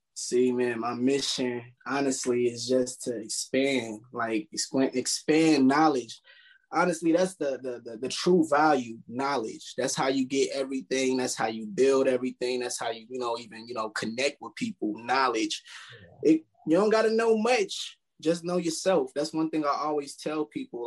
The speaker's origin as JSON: {"language": "English", "town": "Milwaukee", "region": "Wisconsin", "country": "United States", "tie": "born or raised there", "also_born_or_lived": "Chicago, Illinois", "said": "I moved to Milwaukee. I was young"}